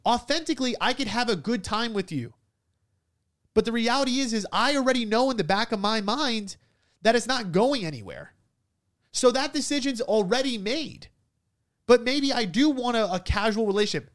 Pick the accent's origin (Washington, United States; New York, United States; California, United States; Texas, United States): New York, United States; I'm an Italian from New York with an uncle that owns a funeral home